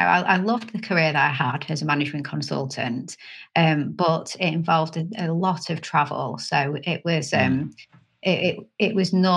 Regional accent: Canada; born there; so I was born in Canada. I'm half Canadian, half British. Well, kind of. I've got Canadian citizenship as well as British.

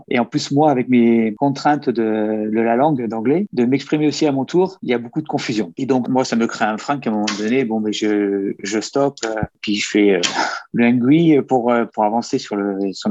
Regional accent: Bordeaux, Nouvelle-Aquitaine, France; moved away as an adult; now in Canada; j'ai 47 ans et j'arrive de France, plus particulièrement de Bordeaux, la région de Bordeaux. Je suis arrivé il y a un an, presque jour pour jour

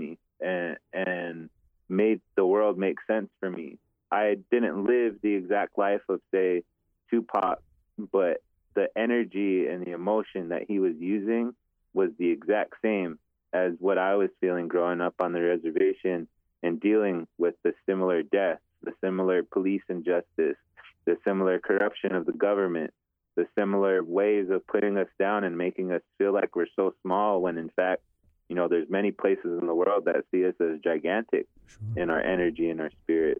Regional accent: Eagle Butte, South Dakota, United States; also born or lived in Crow Creek / Fort Thompson; I grew up in Eagle Butte and Crow Creek, Fort Thompson area

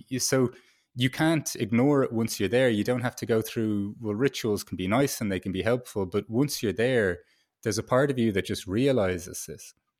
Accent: Ireland; moved away as an adult; as an Irish, um, kid growing up

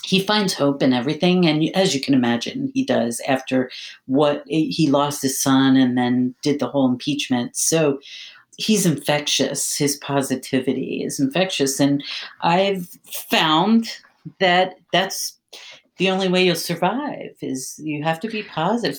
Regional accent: Philadelphia, Pennsylvania, United States; moved away as an adult; also born or lived in Maryland; now in Washington, D.C. area, United States; I, I, was born and raised in Philadelphia

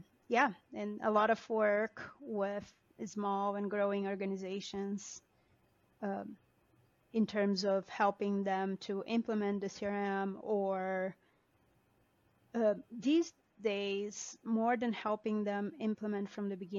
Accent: Brazil; moved away as an adult; also born or lived in Denver; now in United States; I am an immigrant. I was born and raised in Brazil. I have been in the U.S. for 20 years

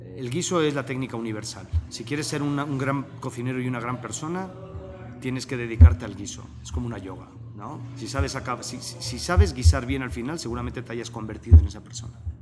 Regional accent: Basque Country, Spain; moved away as an adult; also born or lived in Biarritz, France; now in Mexico; Y el País Vasco fue parte fundamental de mi crecimiento, además un crecimiento fronterizo

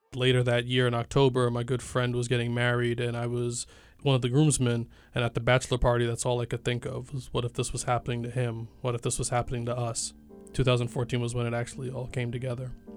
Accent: New York City, New York, United States; I'm an artist from Brooklyn, New York

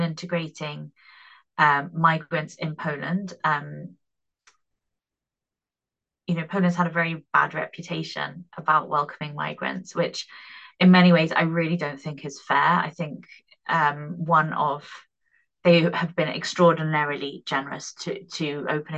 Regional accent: United Kingdom; I am British.

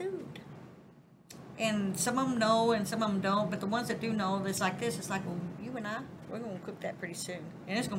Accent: Southern, United States; accent: Southern

